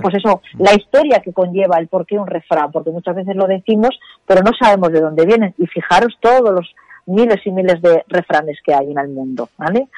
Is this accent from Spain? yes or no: yes; Spain; como somos los españoles